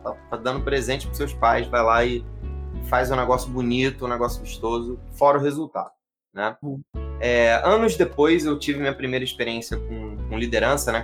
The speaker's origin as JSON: {"language": "Portuguese", "region": "Rio de Janeiro", "country": "Brazil", "said": "eu sou do Rio"}